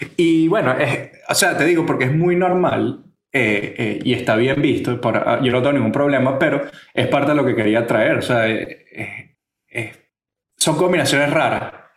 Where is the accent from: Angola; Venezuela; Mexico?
Venezuela; now in San Francisco, United States; nosotros somos venezolanos que emigraron tanto a Estados Unidos como a España